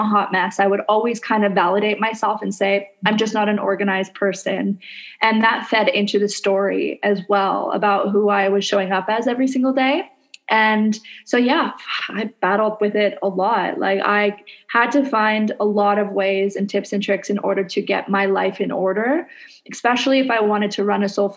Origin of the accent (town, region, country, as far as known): Canada; now in Indonesia